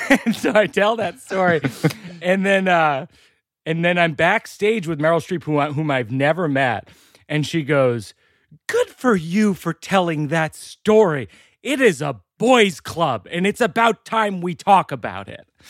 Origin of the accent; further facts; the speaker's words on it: Shrewsbury, Massachusetts, United States; I grew up in Shrewsbury, Mass, outside of Worcester